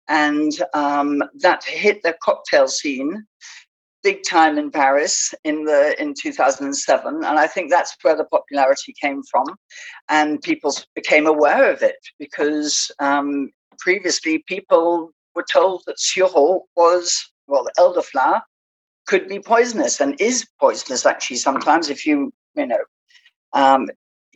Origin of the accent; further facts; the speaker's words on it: England, United Kingdom; moved away as an adult; also born or lived in Spain / Southwest France; now in France; I'm British. I came over to, I left England when I was 24